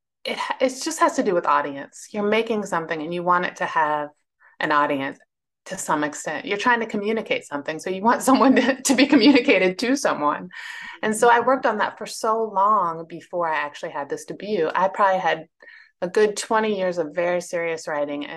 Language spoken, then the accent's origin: English; Northern Virginia, United States; also born or lived in Lexington, South Carolina; now in Charlottesville, United States; I was born in Virginia, which is still the South, but it's like I was born in Northern Virginia, which doesn't think of itself as the South. I live in Charlottesville now